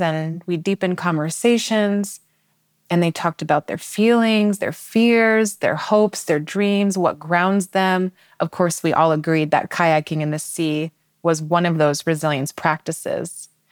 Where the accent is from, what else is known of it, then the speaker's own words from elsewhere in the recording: Seattle, Washington, United States; I'm originally from Seattle